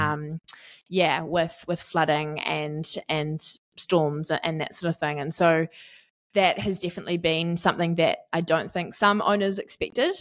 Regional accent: Auckland, New Zealand; now in Tauranga, New Zealand; I grew up in East Auckland and I am now based in Tauranga

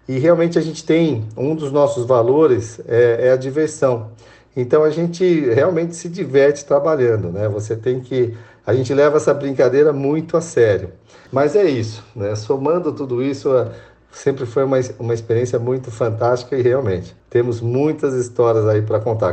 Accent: São Roque, São Paulo, Brazil; Eu sou paulistano, mas é, fui em São Paulo só para nascer, né? Porque, na verdade, minha família morava em São Roque

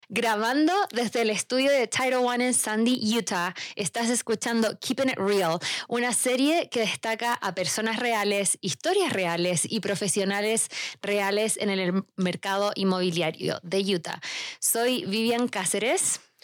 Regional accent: Chile; now in United States; yo soy de Chile

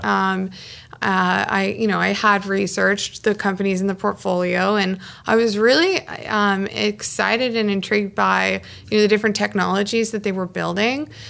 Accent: Ottawa, Ontario, Canada; also born or lived in Toronto; I'm from Kanata

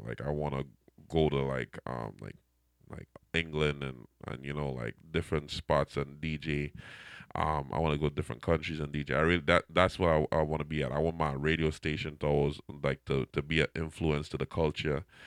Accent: Trinidad & Tobago; accent: Trinidadian; now in Fall River, United States; my Trinidadian, I can say my accent never go away

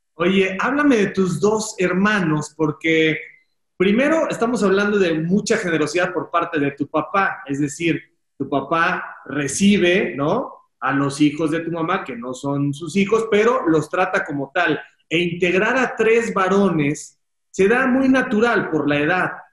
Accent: Mexico

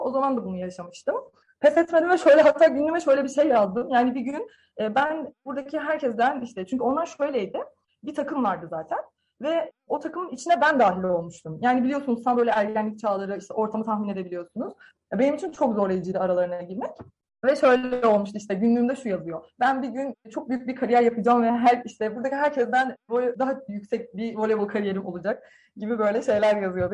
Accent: Sakarya, Turkey; Sakarya doğumluyum

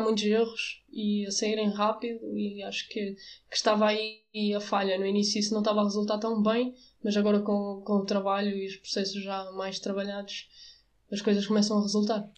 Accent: Avanca, Aveiro District, Portugal; eu sou de Avanca

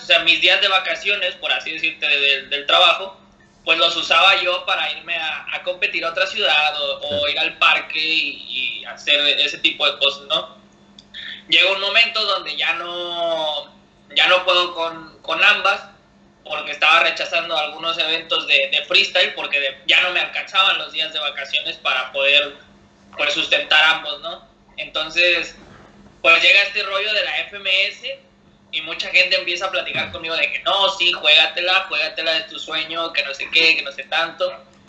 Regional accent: Monterrey, Nuevo León, Mexico; soy de Monterrey, México.

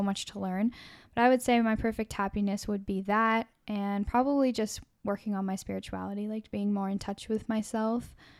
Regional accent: Canada; as a Canadian

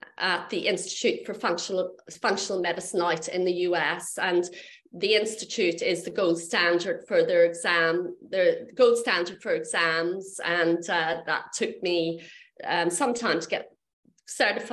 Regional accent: Belfast, Northern Ireland, United Kingdom; I grew up in Belfast

